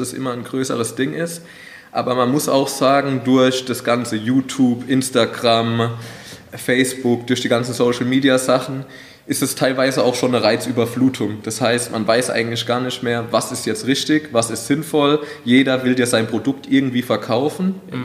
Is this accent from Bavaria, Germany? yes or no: no; Wald-Michelbach, Hesse, Germany; ich komme ja auch aus Waldmischelbach